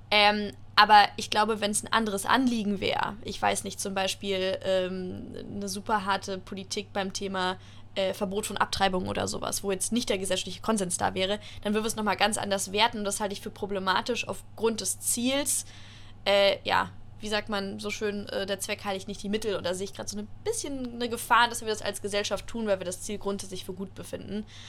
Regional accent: Germany; wir ähm, als Deutsche

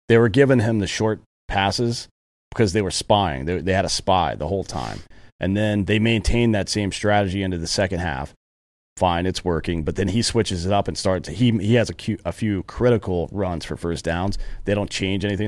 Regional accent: United States; moved away; I'm from the Carolinas where they have primarily mustard-based sauce

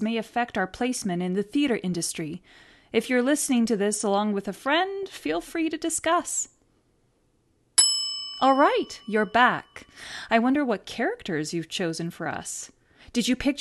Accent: Rio de Janeiro, Brazil; now in Edmonton, Canada; I was born in Rio de Janeiro, Brazil

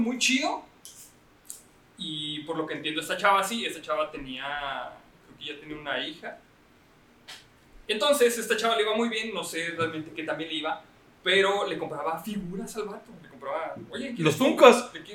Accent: Chihuahua, Mexico; somos de Chihuahua

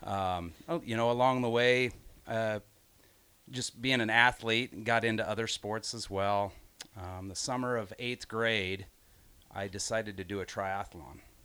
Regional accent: Grand Island, Nebraska, United States; also born or lived in Hickman, Nebraska; I grew up in Grand Island

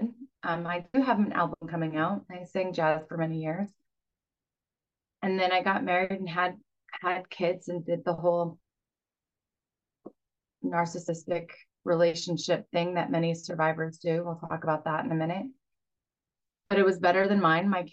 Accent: Boulder, Colorado, United States; I grew up in Boulder, Colorado

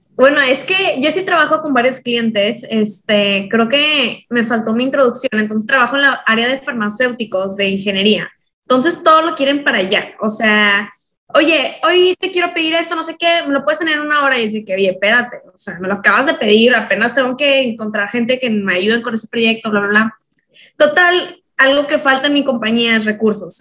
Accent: Mexico; now in Los Angeles, United States; nosotros que venimos de México

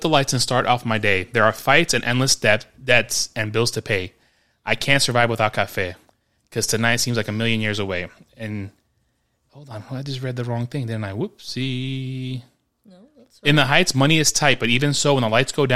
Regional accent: New York City, New York, United States; Growing up in New York

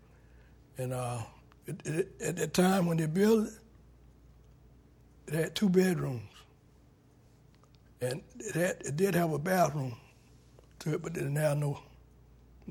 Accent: Hobe Sound, Florida, United States; I was born in 1939 in Hope Sound on Florida and Citrus Avenue

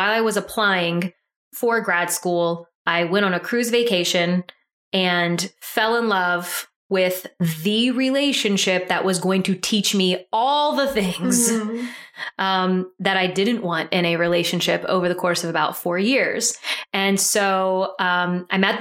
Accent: Deep South Louisiana, United States; also born or lived in Mississippi; I am from Deep South Louisiana, went to school at the University of Southern Mississippi.

